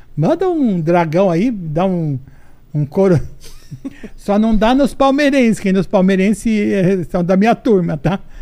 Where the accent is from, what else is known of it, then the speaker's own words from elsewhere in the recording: São Paulo, Brazil; accent: Brás; also born or lived in São José do Rio Preto; Uma, uma mulher nascida no Braz. É. Se eu tiver o sotaque, eu tenho o sotaque do Braz